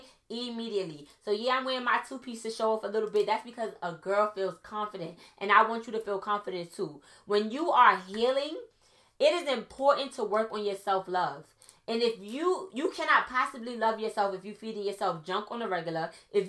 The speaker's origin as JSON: {"language": "English", "country": "Trinidad & Tobago", "said": "I'm Trinidadian, so I could say this, okay?"}